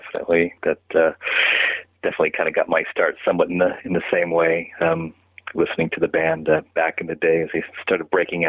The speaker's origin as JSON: {"language": "English", "town": "San Francisco", "region": "California", "country": "United States", "tie": "born or raised there", "said": "they happened to be coming around playing in my hometown of San Francisco"}